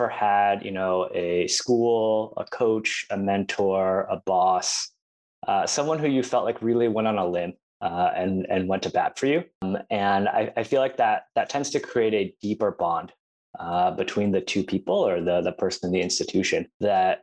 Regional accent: Buffalo, New York, United States; I'm originally from Buffalo, New York

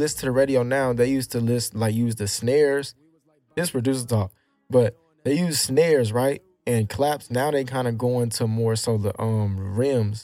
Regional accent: Houston, Texas, United States; I'm raised in Houston

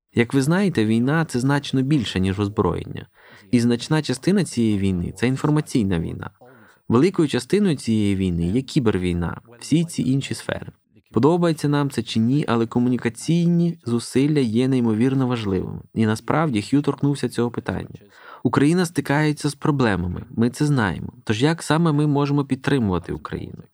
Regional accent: Scotland, United Kingdom; до Шотландії, звідки я родом

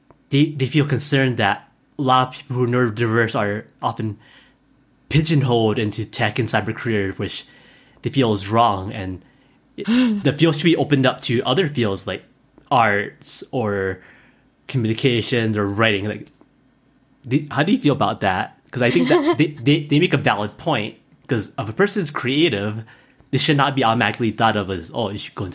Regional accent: Hawaii, United States; when I was growing up in Hawaii, there wasn't too many options. It's either government or tourism.

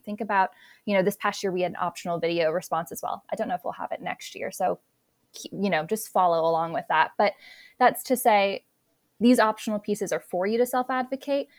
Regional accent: South Dakota, United States; moved away as an adult; also born or lived in North Carolina; I attended a small liberal arts private college undergrad in my hometown of South Dakota

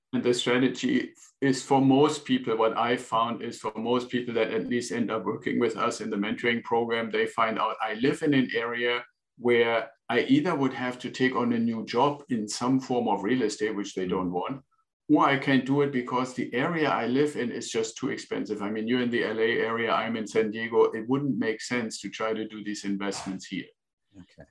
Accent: Northern Germany, Germany; English is a second language; moved away as an adult; now in United States; I'm originally from Germany, was born in northern Germany and joined the Air Force after school

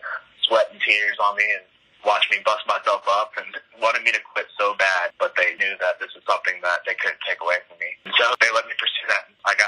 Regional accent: California, United States; also born or lived in Warner Robins, Georgia; now in Atlanta, United States; I was actually born in Warner Robins, Georgia, at Robins Air Force Base, and we were there for a few months before we got stationed out in California, where we kind of jumped around in different cities around the desert out there.

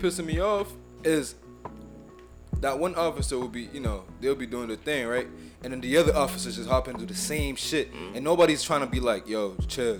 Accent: Haiti; now in United States; I'm from Haiti, so I represent Haiti.

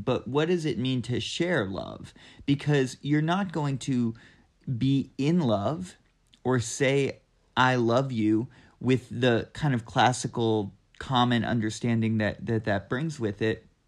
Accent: Southeastern Kentucky, United States; moved away as an adult; also born or lived in Boston / Oakland, California; now in Asheville, United States; I'm from Southeastern Kentucky, and I moved to Asheville in two thousand four and was here for, for college

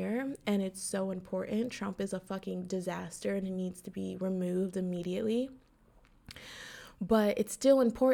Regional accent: New Castle, Pennsylvania, United States; the current mayor of my hometown, Newcastle, Pennsylvania

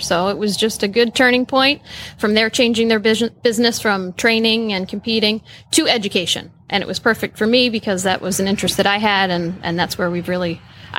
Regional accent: New Jersey, United States; also born or lived in West Virginia / Michigan; now in Ocala, United States; I grew up riding ponies in South Jersey.

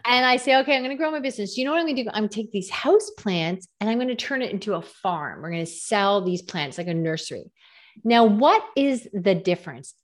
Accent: Canada; I'm Canadian

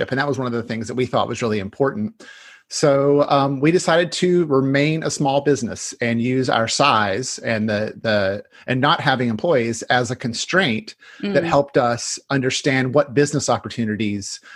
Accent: North Carolina, United States; now in Washington, United States; I grew up in North Carolina

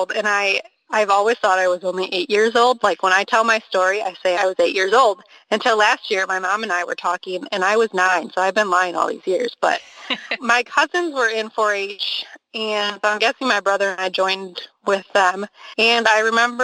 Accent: Milwaukee, Wisconsin, United States; now in Hazel Green, United States; I grew up near Milwaukee, Wisconsin, and now I live on the other side of the state in southwest Wisconsin in Hazel Green

